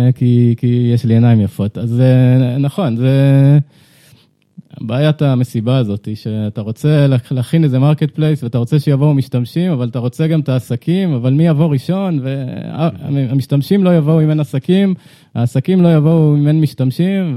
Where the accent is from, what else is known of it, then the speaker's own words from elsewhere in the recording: Ramat HaKovesh, Central District, Israel; moved away as an adult; now in Tel Aviv, Israel; גדלתי בקיבוץ, רמת הכובש, אני גר בתל אביב